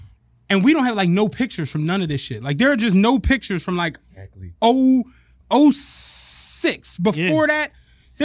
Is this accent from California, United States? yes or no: no; Philadelphia, Pennsylvania, United States; I'm from Philly